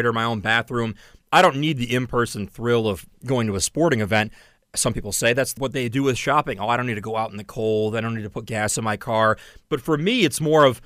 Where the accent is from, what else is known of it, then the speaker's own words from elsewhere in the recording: Saline, Michigan, United States; My childhood mall growing up in Saline, Michigan was Briarwood Mall in Ann Arbor.